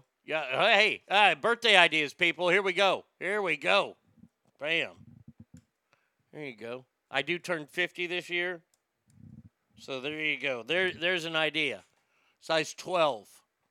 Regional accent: Sacramento, California, United States; saying I'm from Sacramento, land of the Newsom.

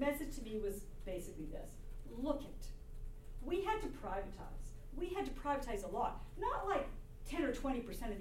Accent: Canada; I'm a Canadian

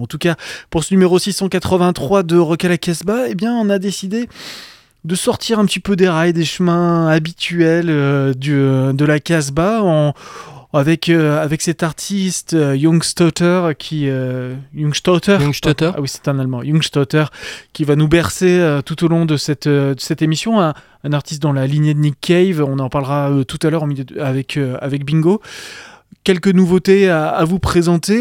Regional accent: France; chez nous en France

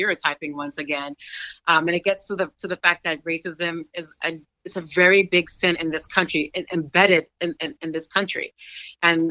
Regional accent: United States; I am American

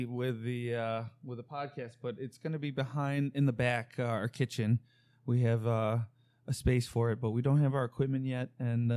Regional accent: Glendale Heights, Illinois, United States; also born or lived in Bellwood, Illinois; I'm from, was born in Bellwood, Illinois, and then we moved out to Glendale Heights, Illinois, which is where I spent

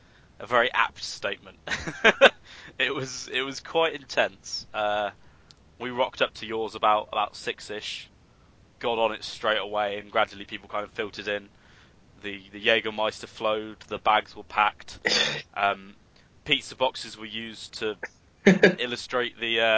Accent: Brigstock, East Midlands, United Kingdom; I'm from Brigstock

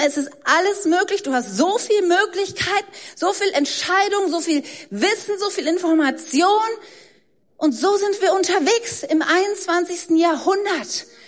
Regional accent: Germany; ich bin Deutsche. Ich habe mir das nicht ausgesucht. Ich wurde von deutschen Eltern in Deutschland geboren, deshalb habe ich einen deutschen Pass, ich spreche Deutsch

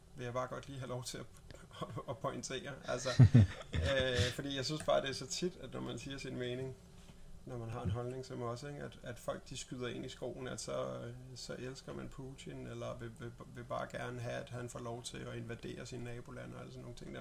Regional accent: Denmark; som dansker

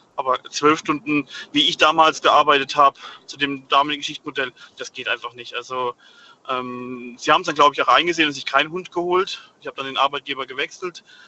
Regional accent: Rhineland-Palatinate, Germany; moved away; Ich komme gebürtig aus der Südpfalz

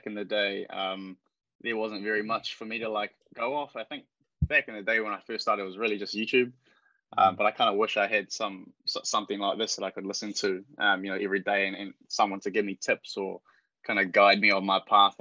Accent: Upper Hutt, Wellington, New Zealand; also born or lived in Porirua; Grew up in Upper Hutt. My mum's Filipino, my dad's from London. But I'm a Kiwi kid, man

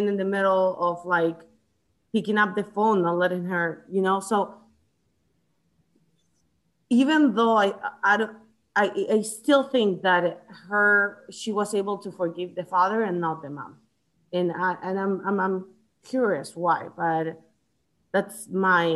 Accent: Chile; also born or lived in United States; now in Atlanta, United States; I grew up I was born in the States. I grew up in Chile most of my life

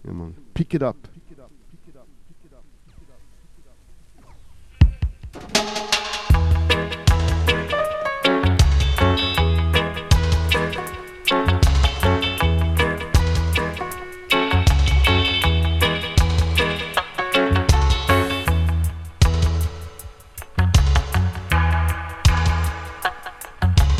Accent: Konstanz, Baden-Württemberg, Germany; English is a second language; my hometown, it's not Cologne, it's Konstanz

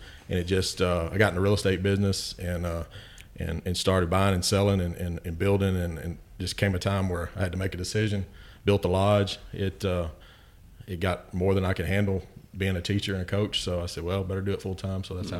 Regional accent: Chambers County, Texas, United States; moved away as an adult; now in Matagorda, United States; I grew up in Chambers County, about 5 minutes from Trinity Bay

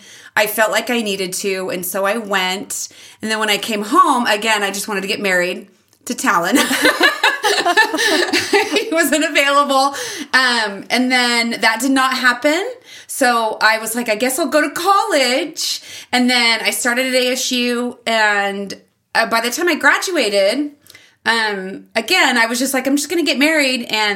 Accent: Mesa, Arizona, United States; Grew up in Mesa and pretty affluent area.

